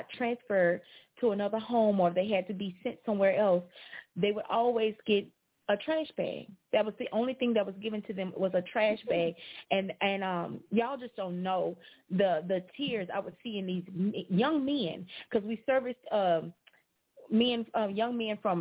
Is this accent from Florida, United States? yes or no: no; Alexandria, Louisiana, United States; I'm from Alexandria